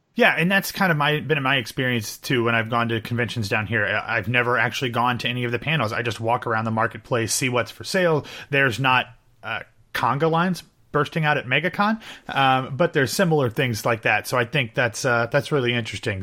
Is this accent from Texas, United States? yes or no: no; Ohio, United States; now in Florida, United States; growing up in Ohio or even now living in Florida